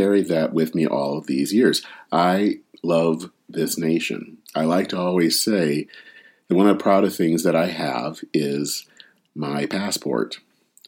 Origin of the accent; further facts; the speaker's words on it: Flint, Michigan, United States; now in Minneapolis, United States; outside of my hometown of Flint